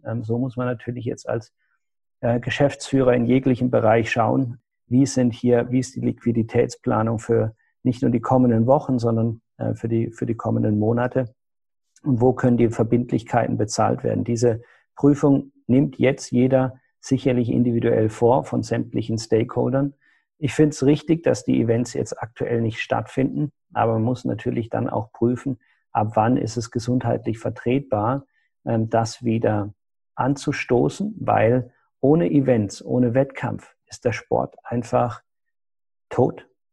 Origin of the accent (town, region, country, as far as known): Germany